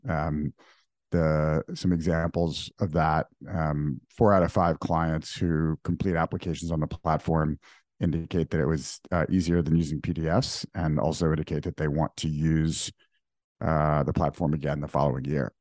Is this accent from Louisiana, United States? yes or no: yes; New Orleans, Louisiana, United States; moved away as an adult; also born or lived in Dubai; now in New York, United States; I grew up in New Orleans. Um, was born in Dubai, moved to New Orleans at age three, lived there for fifteen years through, through high school